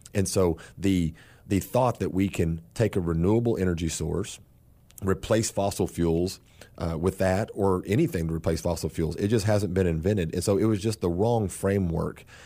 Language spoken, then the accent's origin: English; South Texas, United States; I'm from South Texas. and, uh, was born and raised